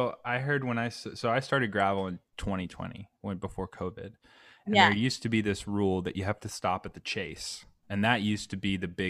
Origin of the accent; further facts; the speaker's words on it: South Carolina, United States; So I'm from South Carolina, and I worked really, really hard to lose my accent.